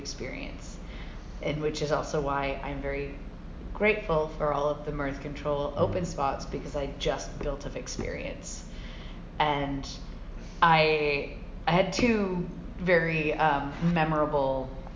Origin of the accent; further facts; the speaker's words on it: United States; moved away as an adult; now in London, United Kingdom; being American